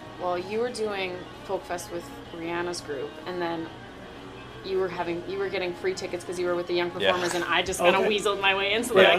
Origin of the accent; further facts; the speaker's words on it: Stonewall, Manitoba, Canada; I'm from Stonewall.